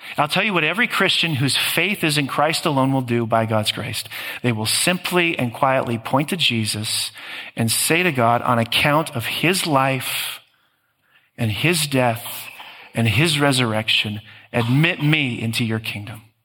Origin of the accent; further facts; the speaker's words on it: Green Bay, Wisconsin, United States; living in this mid sized Midwestern blue collar city of Green Bay